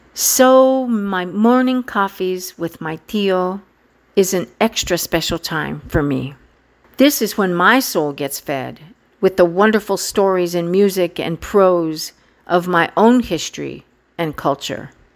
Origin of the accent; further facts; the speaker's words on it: San Luis Valley, Colorado, United States; now in Washington, D.C. metro area, United States; I was in the gorgeous state of Colorado in the spectacular Valle de San Luis, my home. For the past several years, I have been so fortunate to be able to travel back to my home state, back to my hometown, and visit family and friends in the place where I grew up